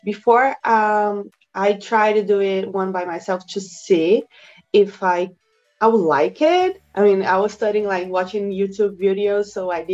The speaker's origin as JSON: {"language": "English", "country": "Brazil", "said": "I'm from Brazil."}